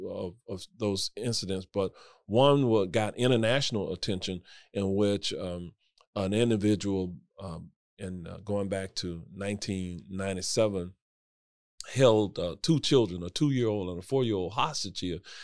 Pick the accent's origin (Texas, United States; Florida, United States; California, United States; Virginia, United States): Florida, United States; Orlando; I grew up in Washington Shores